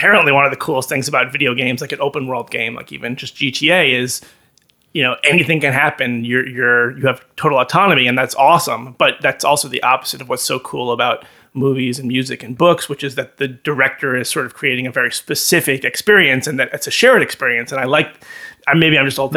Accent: Chappaqua, New York, United States; moved away; I grew up in Chappaqua, home to the Clinton family

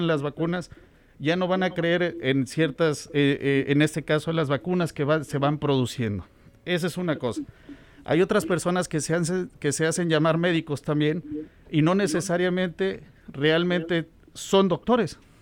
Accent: Tuxpan, Veracruz, Mexico; moved away as an adult; also born or lived in Nebraska, United States; now in Omaha, United States; Soy mexicano, originario de Veracruz.

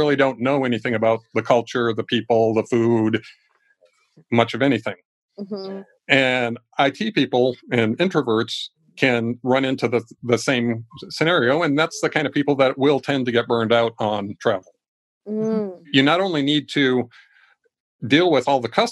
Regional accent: Ecuador; now in United States; I was raised in another country. I grew up in Ecuador.

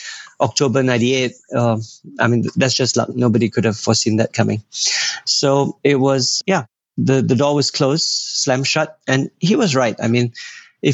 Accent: Singapore; I was born in Singapore. I never saw anything above Bukit Timah Hill

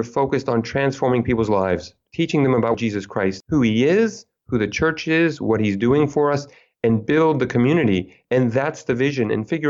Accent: United States; now in Provence, France; when I go to France and I mention I'm American, they're like, oh yeah, I definitely hear the accent.

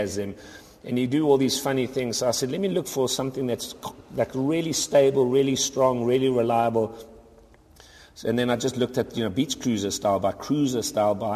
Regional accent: South Africa; moved away; I'm originally from South Africa

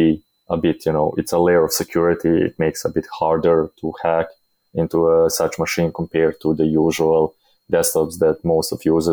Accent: Bosnia & Herzegovina; I come from Bosnia, which is not the most developed country in the world

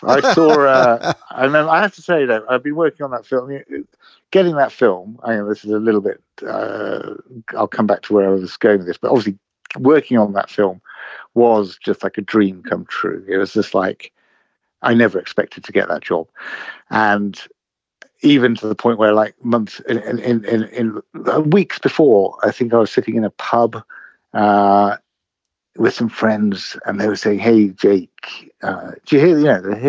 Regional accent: England, United Kingdom; I grew up in the UK, in England, in all over the place, really. But I lived in London for 30 years. So I suppose I'm sort of from here now.

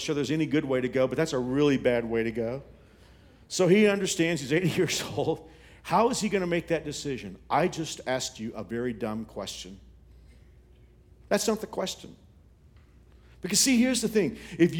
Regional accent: Texas, United States; now in Kansas, United States; You know, when I came here in 1985 from Texas, I was kind of pumped about the two sports teams in Kansas.

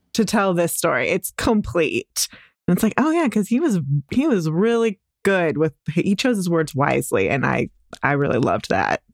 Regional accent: Dallas, Texas, United States; I'm, I'm from Dallas

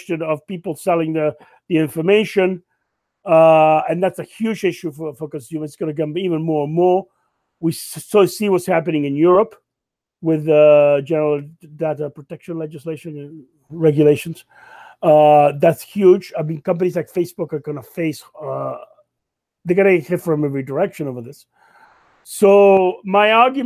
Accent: Canada; as a Canadian

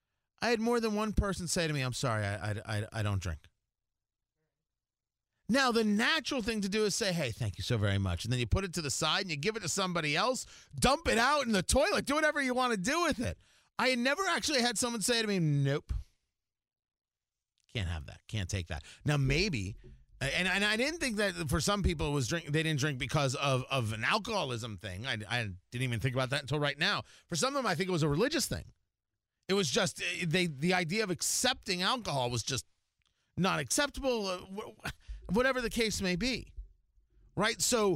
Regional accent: New Jersey, United States; moved away; also born or lived in Florida; growing up in New Jersey, as we did, in the shadow of New York, and my parents both being New Yorkers

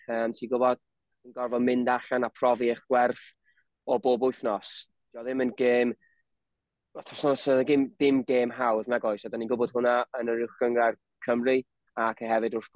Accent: Wrexham, Wales, United Kingdom; fi o Rexham

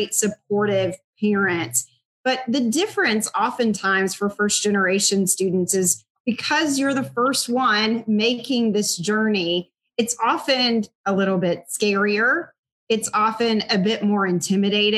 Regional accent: McMinnville, Tennessee, United States; I'm from McMinnville, Tennessee, or McMinnville

